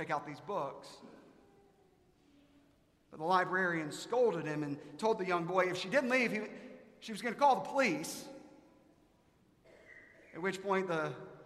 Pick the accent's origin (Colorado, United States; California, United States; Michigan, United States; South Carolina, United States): South Carolina, United States; now in Dallas, United States; I'm from South Carolina